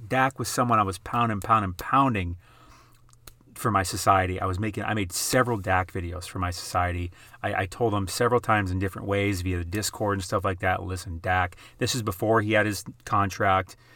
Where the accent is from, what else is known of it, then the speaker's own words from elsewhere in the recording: South Dakota, United States; I'm from South Dakota. That's where I grew up, South Dakota.